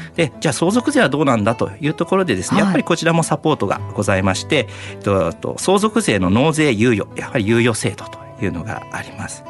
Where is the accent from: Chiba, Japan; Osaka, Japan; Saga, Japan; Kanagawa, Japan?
Kanagawa, Japan; Miura; 私がですねあの三浦市の出身でして